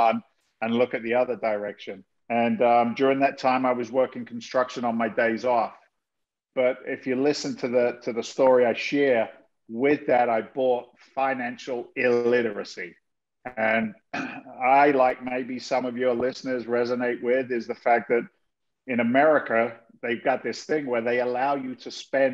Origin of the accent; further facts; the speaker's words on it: South of England, United Kingdom; moved away as an adult; also born or lived in London / Boston area, Massachusetts, United States; now in Massachusetts, United States; I was born in London. I was raised in the south of England in an incredibly blue-collar family.